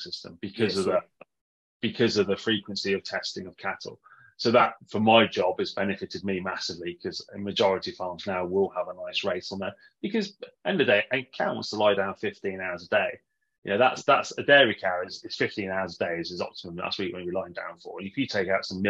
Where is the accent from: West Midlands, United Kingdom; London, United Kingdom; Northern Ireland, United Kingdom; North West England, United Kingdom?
West Midlands, United Kingdom; Warwickshire; moved away as an adult; also born or lived in New Zealand; growing up in Warwickshire